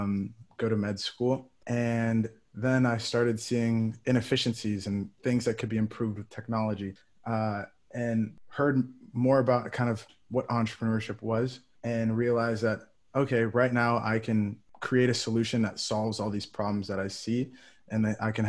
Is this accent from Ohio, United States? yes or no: no; Ann Arbor, Michigan, United States; moved away as an adult; now in New England, United States; I'm from Ann Arbor, Michigan. So I grew up not too far from the University of Michigan.